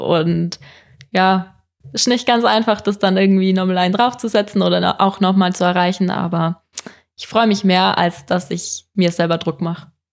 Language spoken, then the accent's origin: German; Oberstdorf, Bavaria, Germany; da, wo ich angefangen habe, wo ich aufgewachsen bin